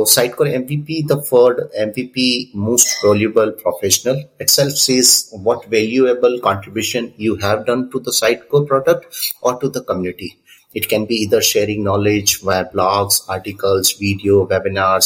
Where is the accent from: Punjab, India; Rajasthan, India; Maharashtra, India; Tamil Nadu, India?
Rajasthan, India; Udaipur; I'm from Udaipur, Rajasthan, India